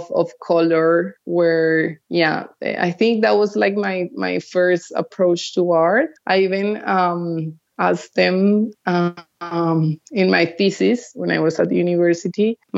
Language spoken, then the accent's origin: English; Cali, Valle del Cauca, Colombia; I went to art school in Bogota. So I grew up in Cali. Then I came back to Bogota when I was 18 and I studied visual arts